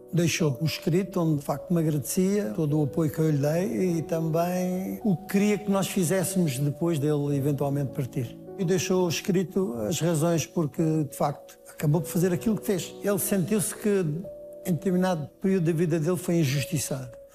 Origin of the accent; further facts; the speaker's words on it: Loures, Lisbon, Portugal; eu nasci em Lisboa, na maternidade Alfredo da Costa, mas fiz a minha infância ah, na região Saloia de Louros